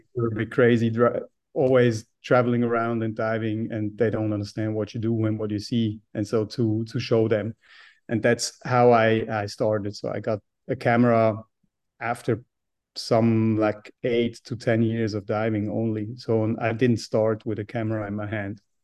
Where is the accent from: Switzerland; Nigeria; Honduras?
Switzerland; I grew up in Switzerland being a mountain boy